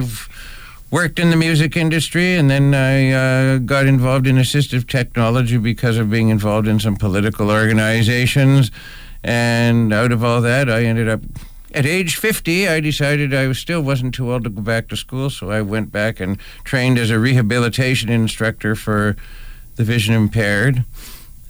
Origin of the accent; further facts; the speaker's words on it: Ontario, Canada; moved away as an adult; also born or lived in Toronto; I was originally from Ontario, but I retired in 2014. I used to be a rehabilitation